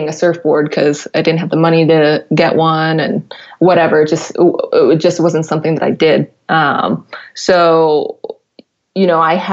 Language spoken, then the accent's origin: English; New Jersey, United States; moved away as an adult; now in San Diego, United States; I'm from Jersey